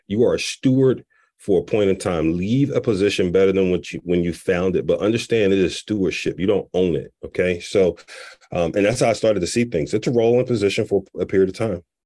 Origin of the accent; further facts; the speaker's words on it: Philadelphia, Pennsylvania, United States; moved away as an adult; also born or lived in Chicago; born and raised in Philly, had never moved until I got the job to Allstate.